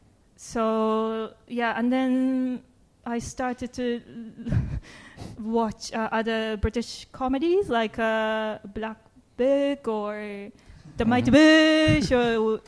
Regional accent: Japan; English is a second language; moved away as an adult; now in United Kingdom; I'm from Japan, and I do stand-up comedy in the UK.

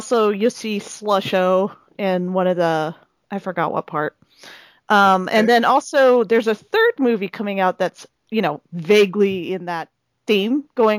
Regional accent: Seattle, Washington, United States; now in Edmonton, Canada; God, I miss Seattle. I miss my hometown.

